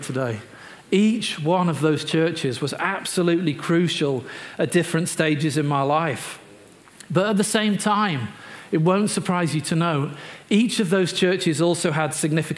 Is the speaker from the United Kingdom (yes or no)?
yes; Merseyside, North West England, United Kingdom; moved away as an adult; also born or lived in Newcastle upon Tyne; now in Newcastle, United Kingdom; I'm from Merseyside originally, came to Newcastle, trained to be an RE teacher